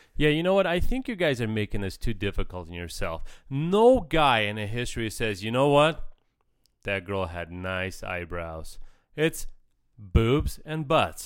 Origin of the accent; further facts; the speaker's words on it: Ukraine; moved away; I grew up in Ukraine